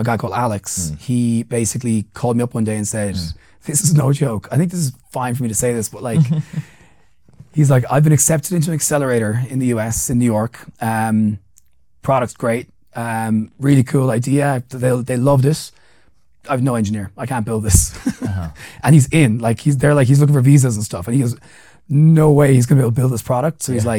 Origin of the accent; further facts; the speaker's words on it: Central Kenya, Kenya; where I'm from. Here's my background. We're from like around Mount Kenya, whatever else. And this is my mother tongue and whatever else.